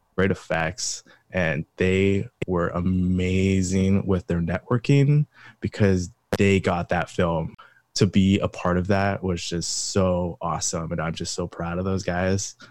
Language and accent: English; Pullman, Washington, United States; I grew up in Pullman, Washington, Eastern Washington